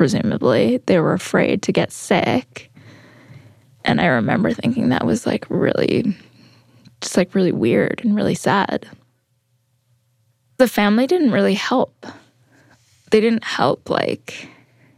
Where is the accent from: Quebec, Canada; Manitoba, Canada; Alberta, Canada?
Manitoba, Canada; Winnipeg; now in Whitehorse, Canada; I grew up in Winnipeg